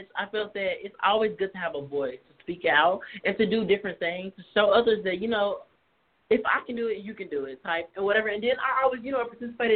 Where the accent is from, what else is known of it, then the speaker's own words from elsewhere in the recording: Nashville, Tennessee, United States; I was born in Nashville, Tennessee